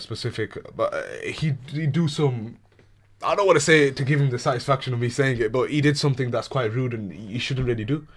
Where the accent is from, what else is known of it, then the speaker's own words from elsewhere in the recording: England, United Kingdom; British Pakistani, born here, born, raised here, proud British Pakistani